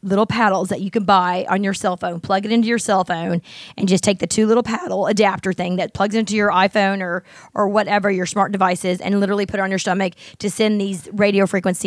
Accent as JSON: {"language": "English", "country": "United States", "said": "we're an American"}